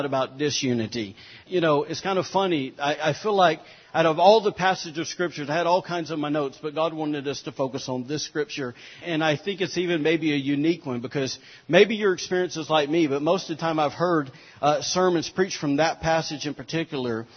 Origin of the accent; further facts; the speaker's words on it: Alabama, United States; I'm from Alabama